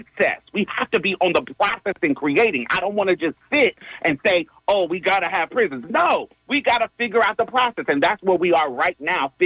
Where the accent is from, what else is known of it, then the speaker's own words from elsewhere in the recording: Texas, United States; I'm a Texan